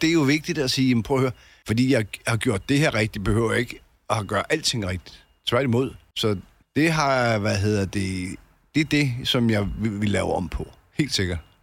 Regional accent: Albertslund, Capital Region of Denmark, Denmark; moved away; also born or lived in Solrød Strand; jeg, jeg kommer fra Alberslund

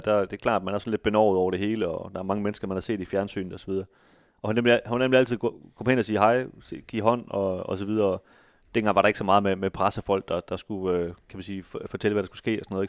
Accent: Denmark; som danskere

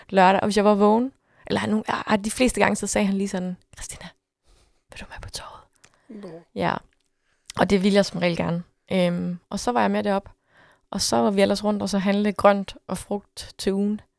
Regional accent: Jutland, Denmark; jeg ved godt, hvor jeg er fra. Jeg er fra Jylland.

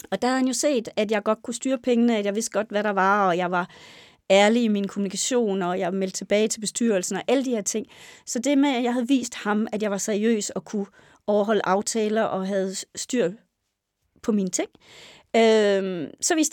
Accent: Næs, West Jutland, Denmark; ja, jeg er født og opvokset i Næs øh, i Vestjylland.

